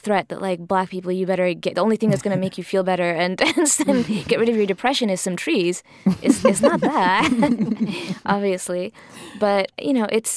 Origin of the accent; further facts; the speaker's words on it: Miami, Florida, United States; I grew up in Miami